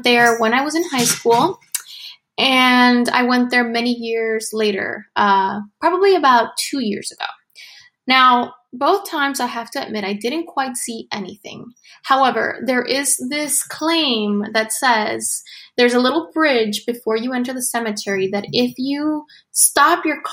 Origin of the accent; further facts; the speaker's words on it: Illinois, United States; I moved to a town in my home state of Illinois